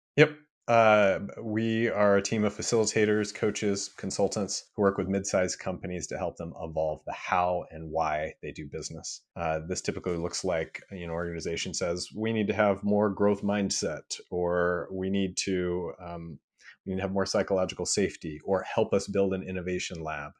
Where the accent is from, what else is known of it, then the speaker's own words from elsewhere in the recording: Midwest, United States; growing up in the Midwest